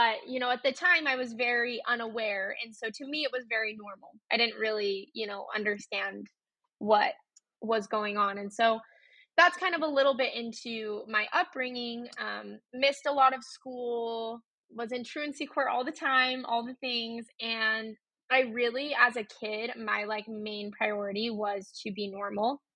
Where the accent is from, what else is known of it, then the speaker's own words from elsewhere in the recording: Utah, United States; I grew up in Utah. I was born in Utah